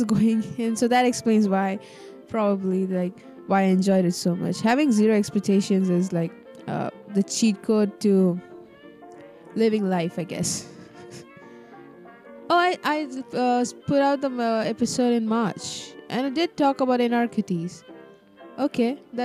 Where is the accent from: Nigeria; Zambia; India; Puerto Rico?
India; Kerala; I come from Kerala, bro. It always rains here.